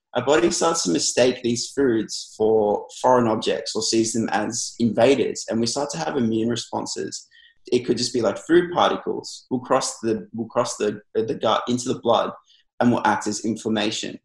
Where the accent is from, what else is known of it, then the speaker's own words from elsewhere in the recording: Melbourne, Victoria, Australia; I'm from Melbourne, Australia. So I'm a registered nutritionist here.